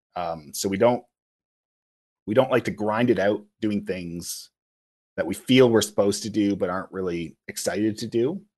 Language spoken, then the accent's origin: English; Kingston, Ontario, Canada; moved away as an adult; also born or lived in Kitchener-Waterloo; now in Toronto, Canada; I'm originally from Kingston.